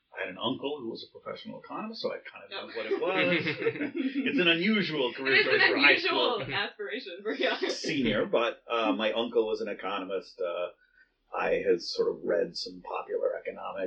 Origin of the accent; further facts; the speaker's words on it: Boise, Idaho, United States; growing up in Boise, Idaho, where I grew up